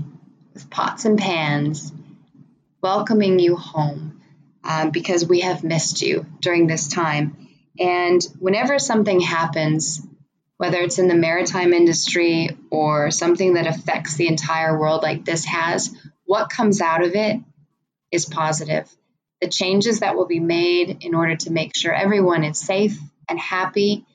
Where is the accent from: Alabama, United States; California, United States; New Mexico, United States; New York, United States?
California, United States; San Francisco; my hometown of San Francisco